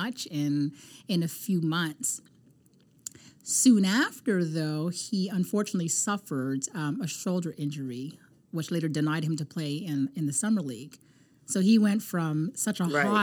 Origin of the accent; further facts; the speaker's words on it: Canada; I'm Canadian